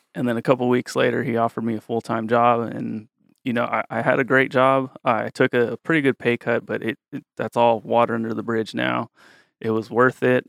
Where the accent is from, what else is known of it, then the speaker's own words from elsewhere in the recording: Woodland, California, United States; I grew up in Woodland, which is right down the street